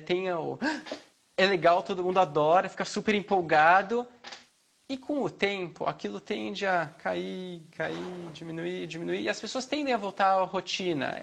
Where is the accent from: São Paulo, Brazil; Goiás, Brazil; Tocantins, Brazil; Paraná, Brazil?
São Paulo, Brazil; moved away as an adult; also born or lived in Rio Claro / Mato Grosso; now in Goiânia, Brazil; eu sou de São Paulo, morei já no interior, fiz faculdade em Rio Claro, no interior